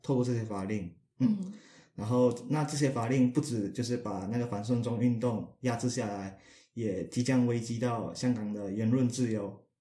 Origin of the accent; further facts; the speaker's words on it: Malaysia; 你可能骂到我国家的人了，马来西亚人也用中，也用简体字